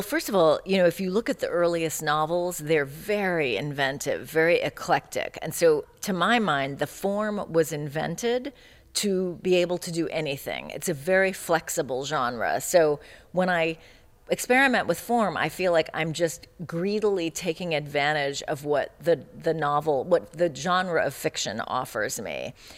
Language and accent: English; California, United States; also born or lived in Chicago; I grew up in California in the 70s